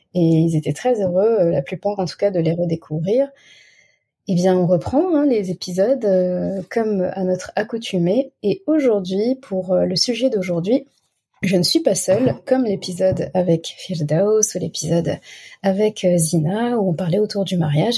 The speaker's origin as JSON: {"language": "French", "country": "Senegal", "said": "Chez nous, au Sénégal"}